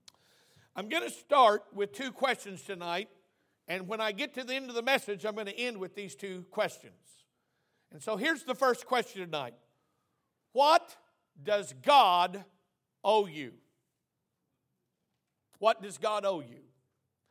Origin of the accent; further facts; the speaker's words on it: Oklahoma, United States; I'm from Oklahoma